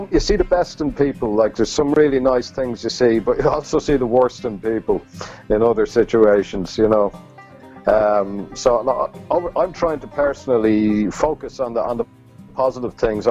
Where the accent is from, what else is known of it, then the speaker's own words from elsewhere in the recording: Ireland; moved away as an adult; now in Cambridge, United Kingdom; Being Irish